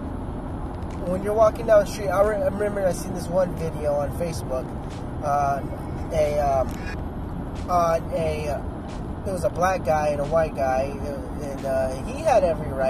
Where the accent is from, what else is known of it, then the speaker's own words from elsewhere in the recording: Arizona, United States; my home state, Arizona